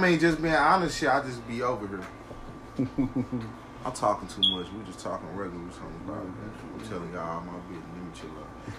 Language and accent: English; the South, United States; I'm like, bro, I'm from the South, bro. They're like, what? I'm like, nigga, I'm from the South, nigga.